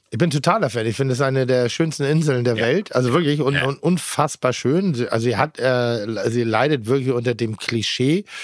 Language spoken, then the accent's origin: German; Pinneberg, Schleswig-Holstein, Germany; ich bin Pinneberger